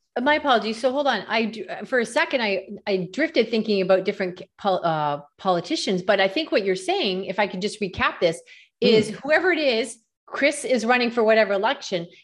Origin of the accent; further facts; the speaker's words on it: Canada; I'm from Canada